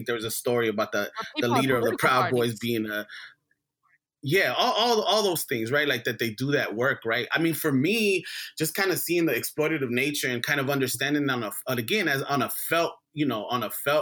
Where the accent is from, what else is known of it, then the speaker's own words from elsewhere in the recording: Los Angeles, California, United States; growing up in South Central